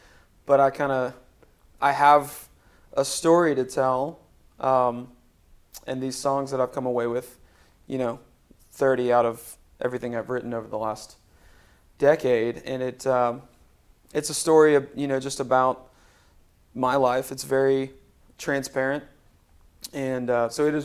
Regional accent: Spring Hill, Tennessee, United States; also born or lived in Florida / Nashville, Tennessee; my parents moved our family to Spring Hill, Tennessee, when I was 7. So I grew up in Middle Tennessee. But I'm from Florida, technically

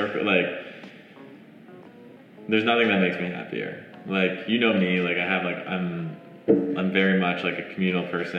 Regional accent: Montreal, Quebec, Canada; moved away; I'm originally from Montreal, Canada.

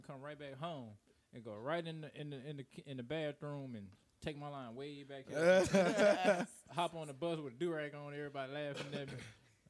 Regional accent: Louisiana, United States; now in Las Vegas, United States; Even growing up in Louisiana

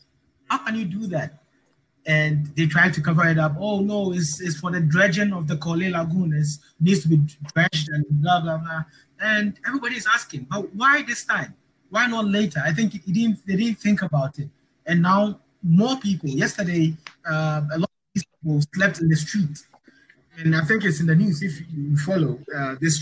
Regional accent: Accra, Greater Accra, Ghana; Jamestown, my hometown

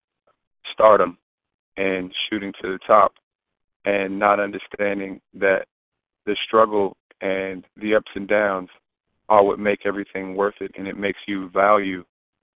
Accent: Prince George's County, Maryland, United States; also born or lived in Khartoum, Sudan; When I came back home to Prince George's County, Maryland, which is the wealthiest black county in the United States

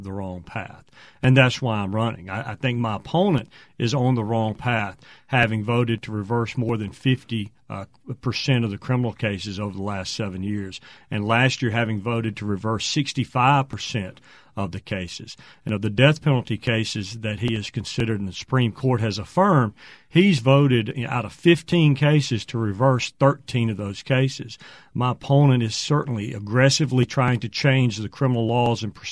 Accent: Meridian, Mississippi, United States; I grew up in Meridian

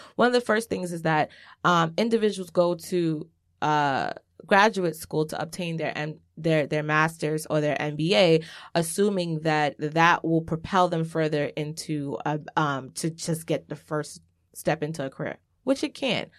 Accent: New York City, New York, United States; I grew up in Laurelton. Cambria and Laurelton is changing

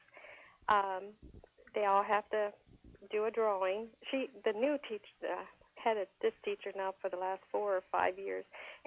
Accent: about 10 miles from Santa Claus, Indiana, United States; I live and grew up, when I grew up, I was about 10 miles from Santa Claus, and mm-hmm. now I live about 5 miles from Santa Claus.

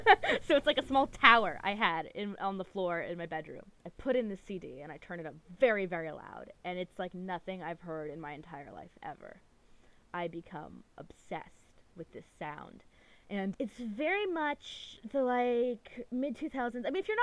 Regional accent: Anchorage, Alaska, United States; moved away; I grew up in Anchorage, and that is the biggest city in Alaska. It's, like, a pretty good-sized city. It's, like, 300,000. There's a ton of people there. But the problem is, the city is very spread out. It's very large, like, miles-wise.

